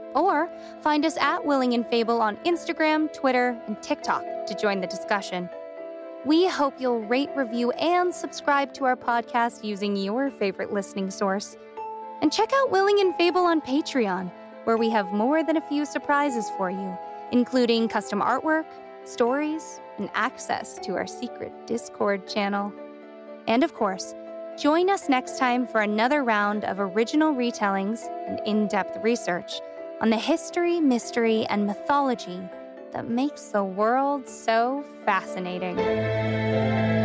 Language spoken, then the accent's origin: English; United States; also born or lived in New York; now in Los Angeles, United States; we as Americans